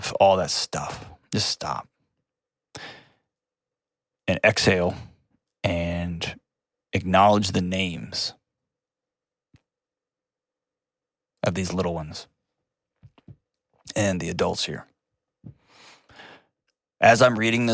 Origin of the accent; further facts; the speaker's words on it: Texas, United States; moved away; I'm from Texas. It's my hometown. It's a home state. Not my hometown, but it's my home state.